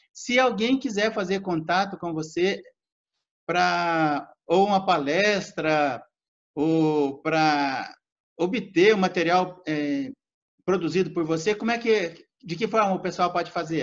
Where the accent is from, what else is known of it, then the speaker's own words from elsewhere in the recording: Minas Gerais, Brazil; also born or lived in interior of São Paulo state; now in São Paulo state, Brazil; eu moro no interior do estado de São Paulo, mas eu sou mineiro, nasci nas barrancas do Rio São Francisco, numa colônia ah, de pescadores